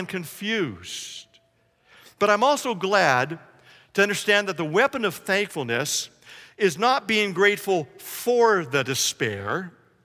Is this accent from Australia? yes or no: no; Canada; now in United States; I was a Canadian and now I am an American.